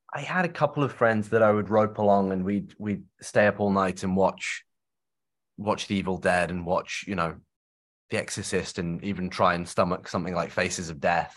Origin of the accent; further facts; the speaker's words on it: Shropshire, West Midlands, United Kingdom; I grew up in, I grew up in Shropshire in the, in the countryside